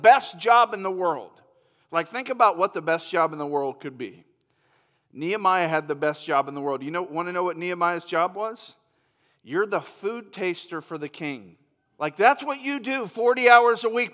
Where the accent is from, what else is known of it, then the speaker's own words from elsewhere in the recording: near Orlando, Florida, United States; moved away; I grew up in Florida, and so where I grew up, and where Chris Dowdy grew up, and some of us that moved from Florida, we grew up kind of in the shadows of Orlando